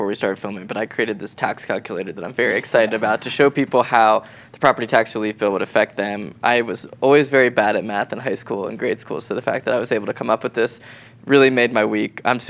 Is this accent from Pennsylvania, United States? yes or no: yes; Philadelphia, Pennsylvania, United States; now in Colorado, United States; I'm from Philly